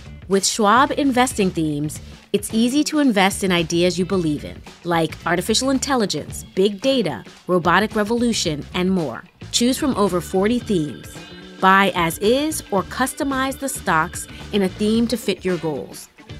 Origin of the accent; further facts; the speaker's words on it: New York City, New York, United States; I grew up in New York City with all those beautiful buildings around me.